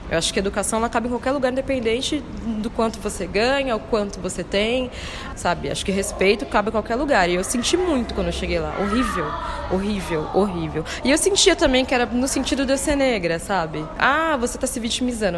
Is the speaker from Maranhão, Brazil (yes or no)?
no; São Paulo, Brazil; accent: paulista; moved away as an adult; now in Bahia, Brazil; Nasci na cidade de São Paulo, justamente, sou paulistana, mas a minha família é inteiramente baiana, pai e mãe